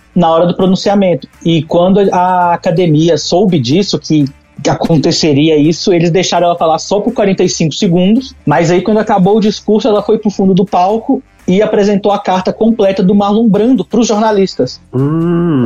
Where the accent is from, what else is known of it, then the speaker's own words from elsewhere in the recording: Itabira, Brazil; lá na minha cidade, em Itabeira, no caso aqui que eu estou hoje em Itabeira